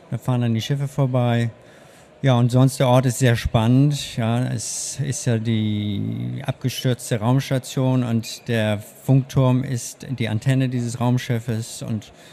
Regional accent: Hannover, Lower Saxony, Germany; born there; also born or lived in Hamburg / United States; now in Berlin, Germany; Ich komme ursprünglich, ich bin geboren in Hannover, habe lange in Hamburg gelebt und dann in den USA und bin 2001 nach Berlin gekommen.

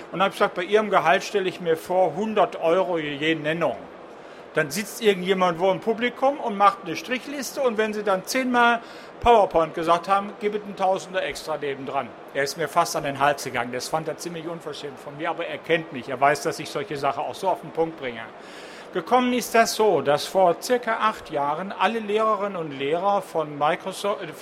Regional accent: Southern Germany, Germany; now in North Rhine-Westphalia, Germany; Ich komme aus Süddeutschland, arbeite in Nordrhein-Westfalen und kriege aus Bayern Geld für plattformunabhängige Software.

